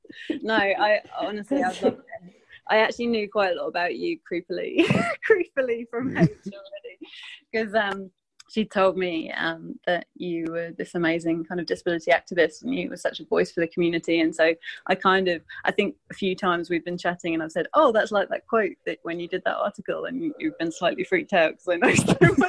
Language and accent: English; England, United Kingdom; also born or lived in London / France; now in Sydney, Australia; I'm from England originally, but I think my accent's a bit of a mess these days because I've lived in quite a few different countries. So spent a lot of time in London and France, and then moved to Sydney, which I absolutely love.